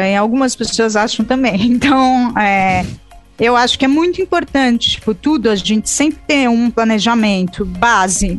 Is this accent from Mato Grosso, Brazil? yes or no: no; São Paulo, Brazil; a gente, como paulista